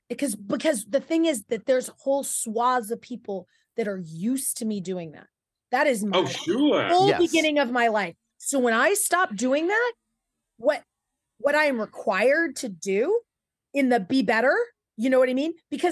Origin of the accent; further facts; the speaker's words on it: Porterville, California, United States; I was from Porterville, which is the California Green Acres.